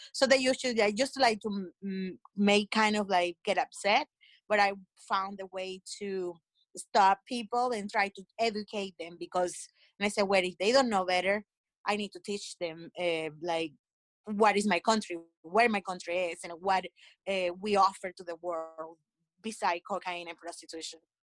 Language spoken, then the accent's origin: English; Colombia; moved away as an adult; also born or lived in New Jersey; now in United States; I grew up in Colombia and I moved uh, to the United States and when I was in my 20s.